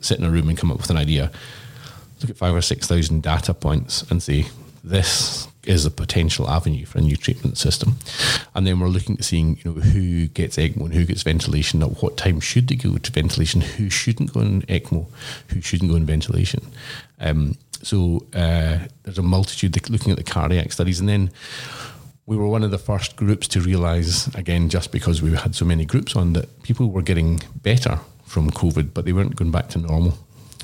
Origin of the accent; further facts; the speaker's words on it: Glasgow, Scotland, United Kingdom; now in Brisbane, Australia; as a Glaswegian